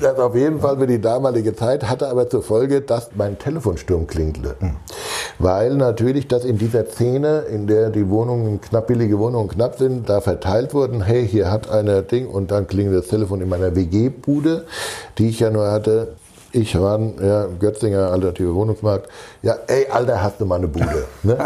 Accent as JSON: {"language": "German", "area": "Rheinhessen", "region": "Rhineland-Palatinate", "country": "Germany", "tie": "born or raised there", "moved": "yes", "lives_now": "Hamburg, Germany", "said": "Ich bin ein gebürtiger Rheinhesse."}